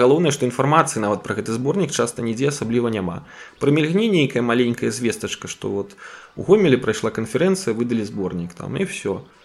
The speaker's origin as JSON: {"language": "Belarusian", "town": "Gomel", "region": "Gomel Region", "country": "Belarus", "tie": "born or raised there", "said": "майго роднага горада рэгіёна гэта наўпрост адбілася у гомелі"}